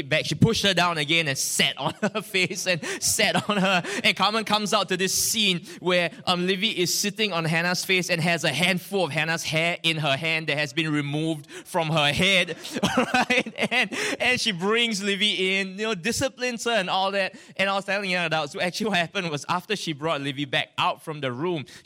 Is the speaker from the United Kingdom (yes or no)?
no; Singapore; I'm from Singapore, from a church called Victory Family Center